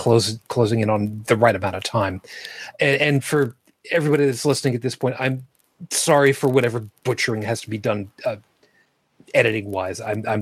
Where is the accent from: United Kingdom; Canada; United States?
Canada; I am Canadian.